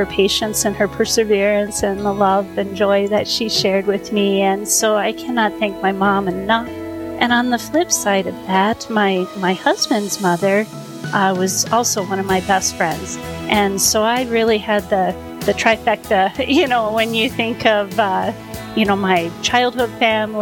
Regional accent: East Coast, United States; moved away; I grew up on the East Coast

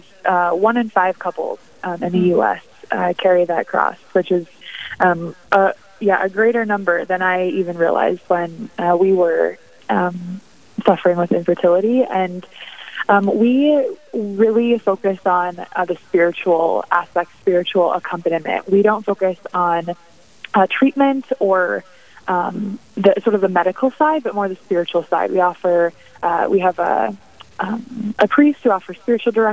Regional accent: Dickinson, North Dakota, United States; moved away as an adult; also born or lived in Irving, Texas / Rapid City, South Dakota; I was born and raised in Dickinson

